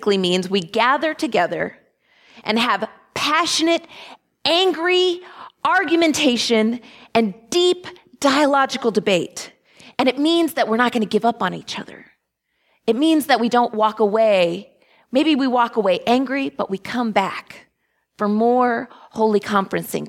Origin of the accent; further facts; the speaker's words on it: Texas, United States; moved away; my home state of Texas